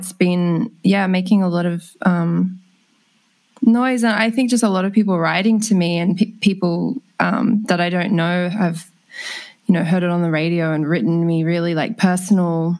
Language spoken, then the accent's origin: English; Sydney, New South Wales, Australia; I grew up just in Petersham down the road